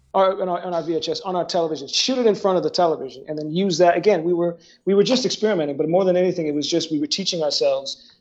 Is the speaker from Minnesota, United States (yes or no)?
yes; Woodbury, Minnesota, United States; also born or lived in New Jersey; I was born in New Jersey, but we lived there before. That's not when we first met. I moved to Minnesota.